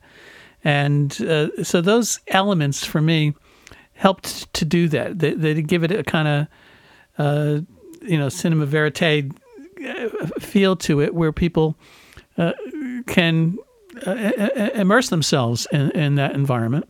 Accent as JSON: {"language": "English", "country": "United States", "said": "I love my country. I love being an American"}